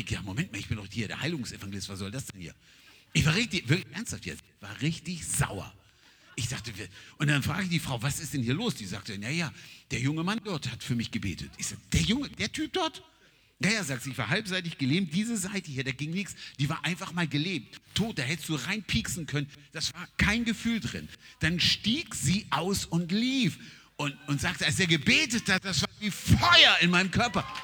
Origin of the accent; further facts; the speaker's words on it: Nigeria; German is a second language; now in Germany; Ich meine, ich komme aus Nigeria.